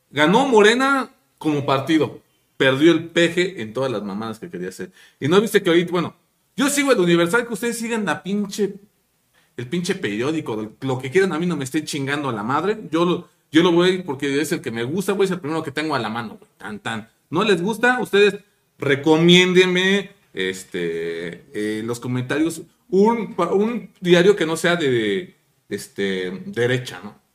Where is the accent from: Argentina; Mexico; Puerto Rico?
Mexico; como mexicano